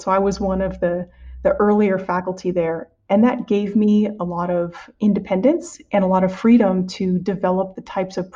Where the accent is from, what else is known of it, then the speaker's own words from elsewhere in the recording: San Diego, California, United States; moved away as an adult; also born or lived in Evanston, Illinois / West Lafayette, Indiana; now in Merced, United States; I'm originally from California, from San Diego particularly